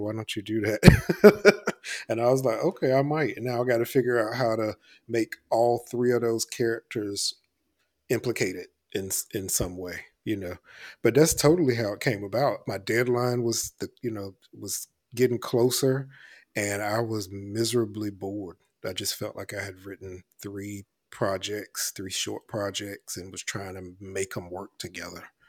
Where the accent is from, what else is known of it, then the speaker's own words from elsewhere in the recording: Elizabeth City, North Carolina, United States; moved away; I grew up in Elizabeth City, North Carolina